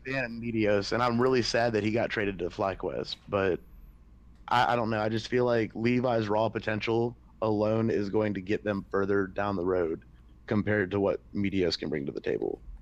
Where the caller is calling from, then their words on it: Myrtle Beach, South Carolina, United States; I'm calling from uh, Myrtle Beach, South Carolina.